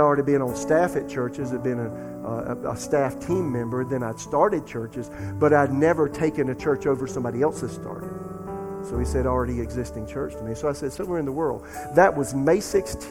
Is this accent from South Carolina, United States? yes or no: yes; Florence, South Carolina, United States; The pastor of the church in my hometown, Florence, South Carolina, was Carl Morris